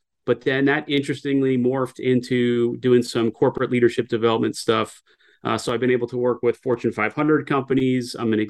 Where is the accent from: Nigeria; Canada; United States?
United States; New Jersey; born and bred in Jersey. God's country is what I call it.